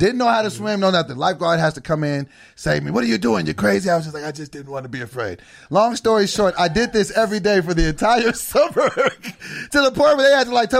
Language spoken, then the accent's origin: English; Sacramento, California, United States; when I grew up in Sacramento, California